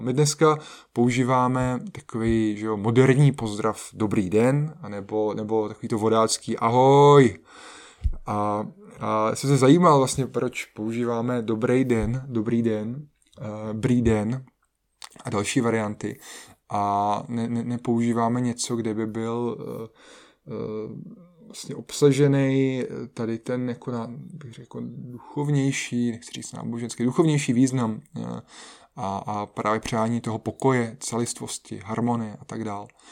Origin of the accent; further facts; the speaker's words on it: Czechia; u nás v Čechách